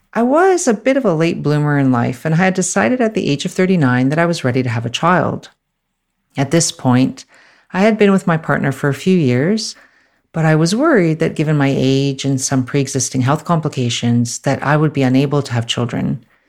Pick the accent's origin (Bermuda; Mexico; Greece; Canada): Canada; moved away as an adult; now in Australia; I'm originally from Canada, and I'm currently based in Australia.